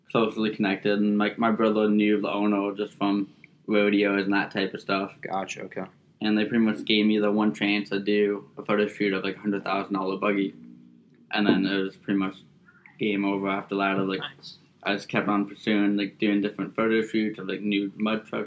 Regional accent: Fort Lauderdale, Florida, United States; All right, so I was born and raised in Fort Lauderdale, and my family's actually from the Bahamas. So I've pretty much been on the water my whole life, through and through.

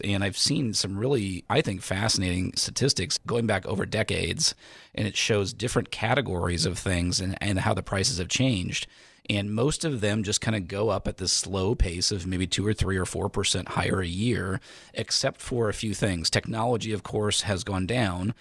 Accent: United States; I am, you know, born and raised in America, I love America

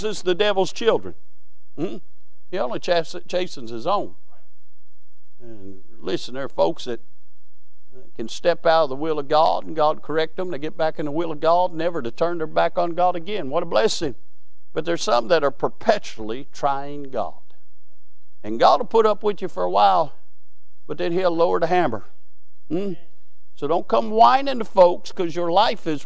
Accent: Williamsburg, Kentucky, United States; I grew up in Berg. That was short for Williamsburg

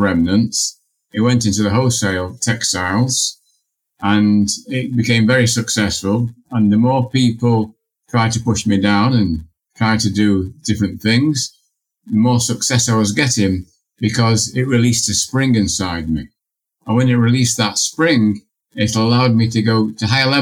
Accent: Manchester, North West England, United Kingdom; I grew up in Manchester, England, in a corner row house with no running hot water.

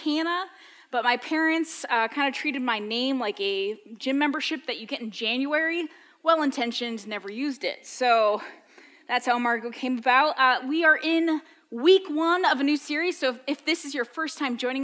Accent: New England, United States; as a kid growing up in New England, you brought a very specific sandwich to school

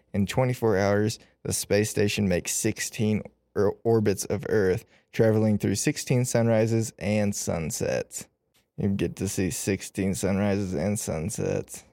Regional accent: Indiana, United States; since I'm from Indiana

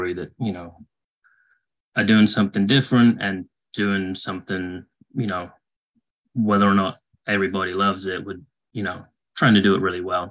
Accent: England, United Kingdom; moved away as an adult; now in United States; I grew up in England. I moved permanently to the US in 2010.

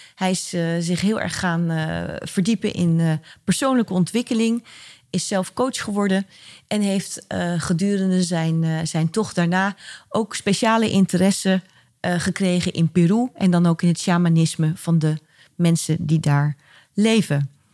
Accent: Rotterdam, South Holland, Netherlands; ik ook in Rotterdam geboren

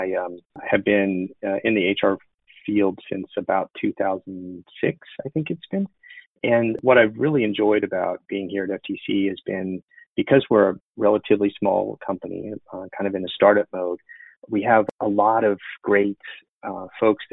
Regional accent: Illinois, United States; moved away as an adult; also born or lived in Chicago, Illinois; now in Austin, United States; I'm originally from Illinois. I grew up on the Mississippi River on the border of Iowa

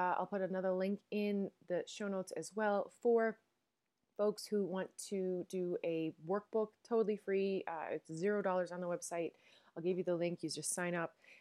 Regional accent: Newfoundland and Labrador, Canada; accent: Newfoundland; now in Netherlands; I am a Newfoundlander and Canadian

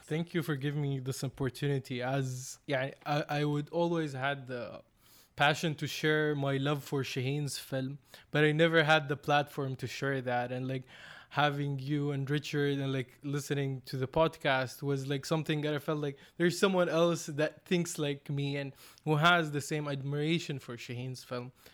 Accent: Saudi Arabia; I come from Saudi Arabia, a, a coastal city with like a lot of mixed cultures, but no cinema

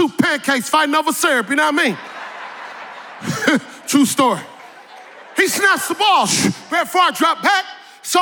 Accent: Northern California, United States; I grew up in Northern California in a small city

